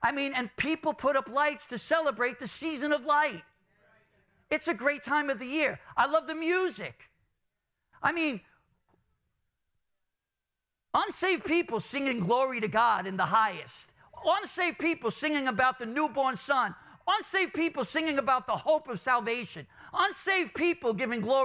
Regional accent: New York City, New York, United States; growing up in Brooklyn, my family, I remember, we used to get the bacalao

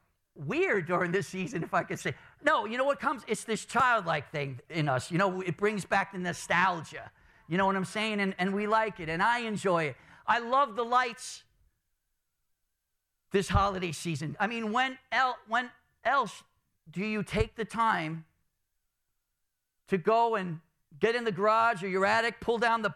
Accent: New York City, New York, United States; growing up in Brooklyn, my family, I remember, we used to get the bacalao

